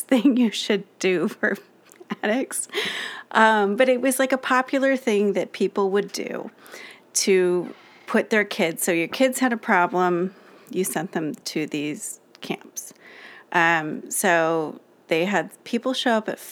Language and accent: English; Los Alamitos, California, United States; we grew up in Los Alamitos, California